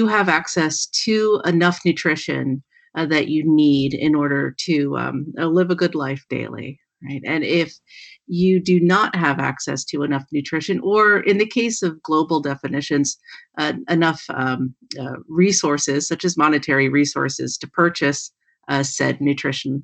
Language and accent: English; Philadelphia, Pennsylvania, United States; now in Washington, United States; I'm very much an East Coast woman, having grown up in Philadelphia and having a family in New York